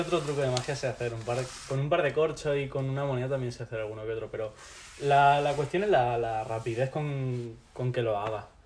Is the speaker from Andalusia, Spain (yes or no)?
yes; Loja, Andalusia, Spain; moved away as an adult; also born or lived in Mallorca; now in Granada, Spain; Yo nací en, en Mallorca, eh, viví allí hasta los 8 años, cuando mis padres decidieron separarse y mi madre me trajo aquí con mi hermana. Y nada, de los 8 hasta los 18, cosas así, estaba viviendo en Loja.